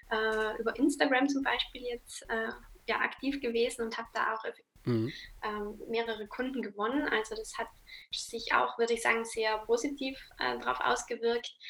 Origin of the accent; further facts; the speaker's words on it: Trentino-Alto Adige, Italy; ich komme aus Südtirol.